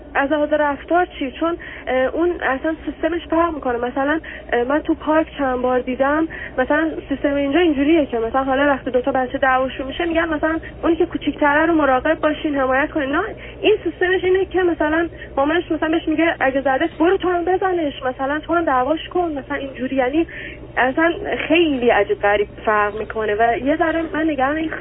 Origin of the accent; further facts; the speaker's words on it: Iran; moved away as an adult; ما دوتا ایرانی هستیم اینجا